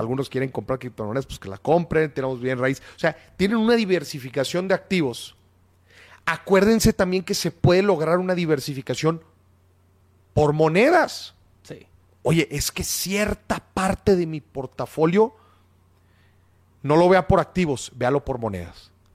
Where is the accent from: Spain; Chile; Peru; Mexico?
Mexico